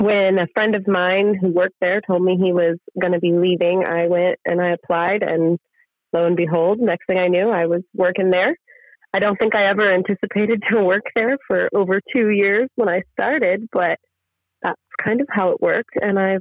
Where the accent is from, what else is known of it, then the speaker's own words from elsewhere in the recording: Guerneville, California, United States; now in Northern California, United States; in my hometown where I grew up